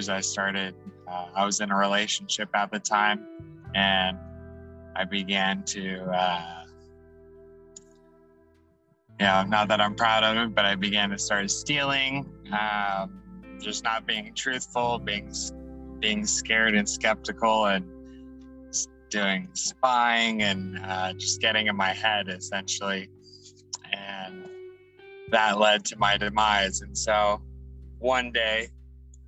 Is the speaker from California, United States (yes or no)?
yes; Los Angeles, California, United States; born and raised in Los Angeles, lived here my whole life